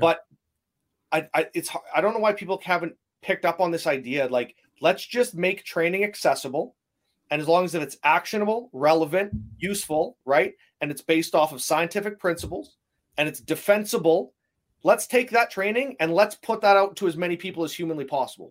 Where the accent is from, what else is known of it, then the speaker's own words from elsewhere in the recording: Canada; being a Canadian